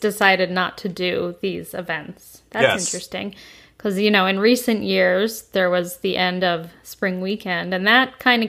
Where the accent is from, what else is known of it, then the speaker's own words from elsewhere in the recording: Southington, Connecticut, United States; I am from Southington